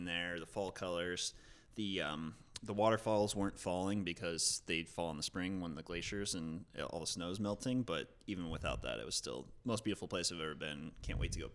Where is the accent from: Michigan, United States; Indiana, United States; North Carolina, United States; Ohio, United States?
Indiana, United States; moved away as an adult; now in Chicago, United States; I didn't grow up in Chicago. I grew up in Indiana, always like idolizing Chicago